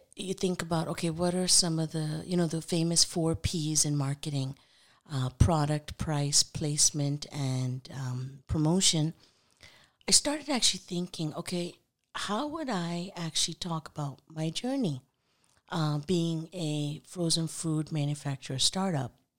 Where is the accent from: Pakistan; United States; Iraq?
Pakistan; Punjab; I'm from Pakistan, so our native language, our national language is Urdu